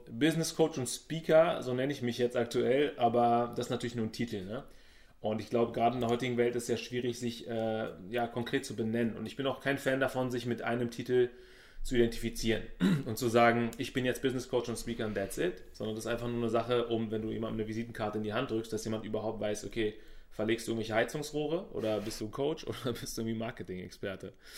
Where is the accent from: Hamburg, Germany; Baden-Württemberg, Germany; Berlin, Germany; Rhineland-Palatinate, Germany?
Berlin, Germany; ich bin in Berlin geboren und bin, ich würde mal sagen, wohlhabend aufgewachsen.